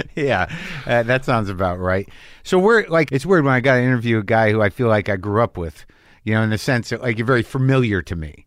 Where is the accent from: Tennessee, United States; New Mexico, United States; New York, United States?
New Mexico, United States; I grew up in New Mexico, but it's definitely not Texas.